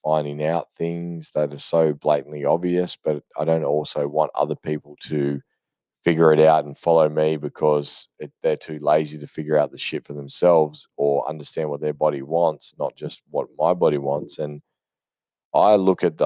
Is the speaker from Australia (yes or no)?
yes; Australia; I am Australian